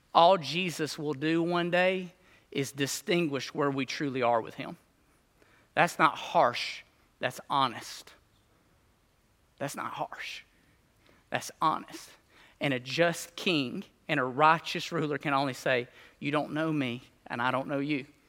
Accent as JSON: {"language": "English", "region": "Alabama", "country": "United States", "tie": "born or raised there", "said": "I grew up in Bama, Reno Street, like a mile from this mug"}